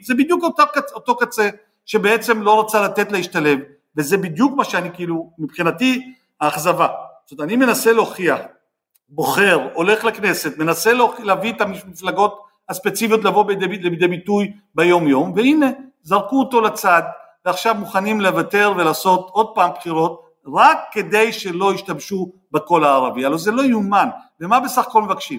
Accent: Jaffa, Tel Aviv District, Israel; אני נולדתי ביפו, והשכנים שלנו היהודים בחדר, מה שנקרא, עם אותם שירותים ואותה חצר

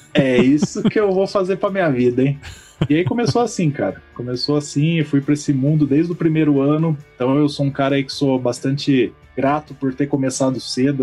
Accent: Campinas, São Paulo, Brazil; Como sou aqui de Campinas

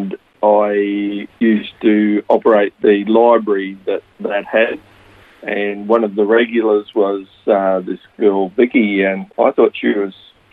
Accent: Gympie, Queensland, Australia; now in Sunshine Coast, Australia; I was born in Gympie, Queensland. My parents were dairy farmers and also small crops farmers. And so I grew up on a farm

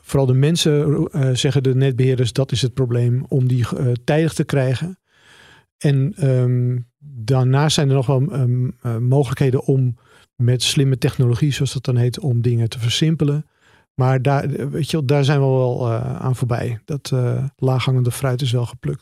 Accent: Netherlands; als Nederlanders

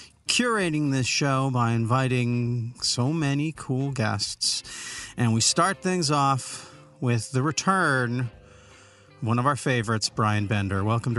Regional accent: West Coast, United States; I lived on the West Coast, but my family's from the East Coast

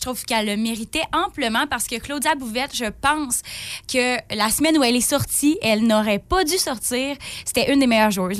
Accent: Forestville, Quebec, Canada; Je viens de Forestville

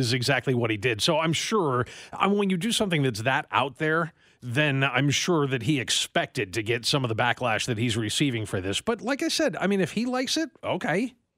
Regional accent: Western New York, United States; moved away; growing up in Western New York

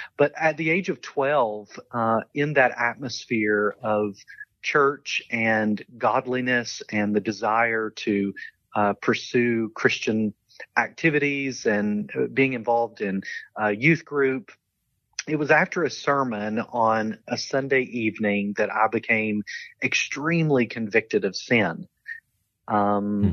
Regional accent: London, Kentucky, United States; accent: Southern; moved away as an adult; also born or lived in Wales; I grew up in a small town called London

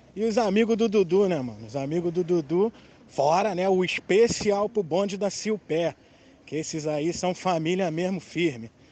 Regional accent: Rio de Janeiro, Brazil; sou cria de Realengo, Zona Oeste

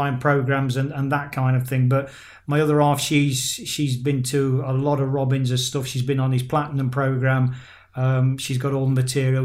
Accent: England, United Kingdom; now in Spain; I am UK born and bred in England

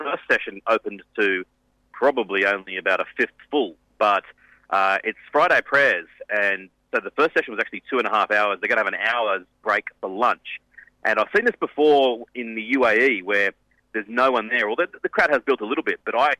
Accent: Australia; as an Australian

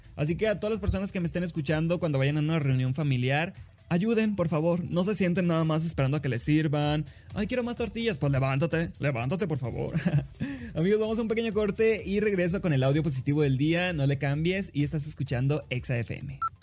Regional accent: Sinaloa, Mexico; soy de Sinaloa

